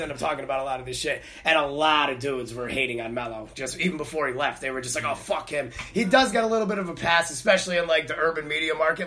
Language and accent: English; Connecticut, United States; I grew up in Connecticut. I lived in Connecticut at the time.